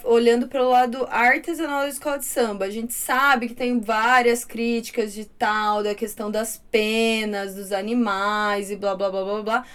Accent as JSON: {"language": "Portuguese", "town": "Torrinha", "region": "São Paulo", "country": "Brazil", "tie": "born or raised there", "said": "Eu nasci numa cidade que lá em Torrinho o carnaval era muito, é muito folclórico."}